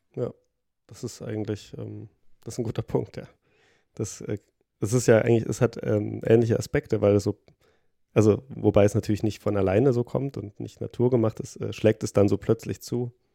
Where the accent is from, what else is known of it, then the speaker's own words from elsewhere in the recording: Thuringia, Germany; moved away; ich komme ja aus Thüringen